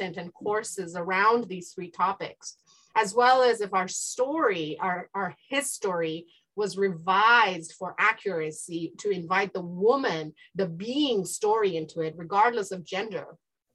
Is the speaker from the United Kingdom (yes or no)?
no; India; now in United States; I grew up in the East in India, and I've participated in the education system of both India and the East and here in the United States